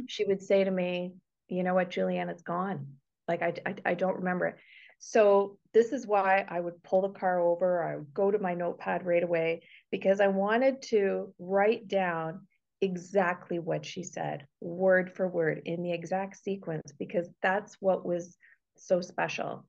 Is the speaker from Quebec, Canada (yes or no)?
no; Toronto, Ontario, Canada; moved away as an adult; also born or lived in Woodstock, Ontario; I'm originally from Toronto. I was born and raised there and lived there for 30 years.